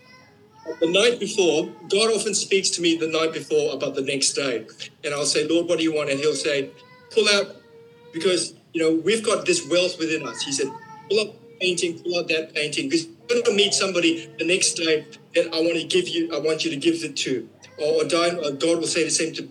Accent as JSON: {"language": "English", "region": "Queensland", "country": "Australia", "said": "we're from Queensland"}